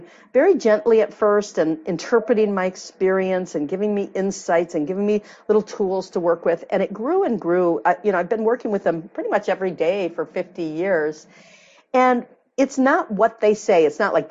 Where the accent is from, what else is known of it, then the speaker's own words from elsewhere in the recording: Michigan, United States; moved away; I'm from Michigan originally, the Midwest